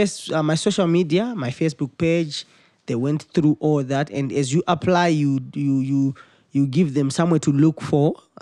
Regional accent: Harare, Zimbabwe; I was born and bred in Zimbabwe, Harare.

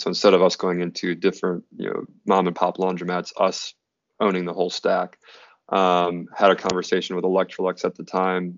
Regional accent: Red Wing, Minnesota, United States; moved away; I'm from Red Wing, Minnesota, originally

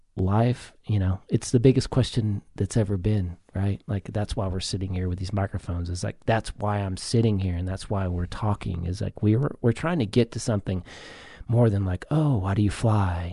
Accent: the South, United States; I grew up in the South

